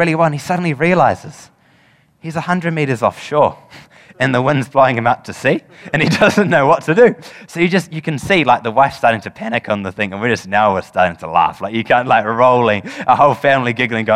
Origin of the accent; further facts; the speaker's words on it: New Zealand; as any Kiwi would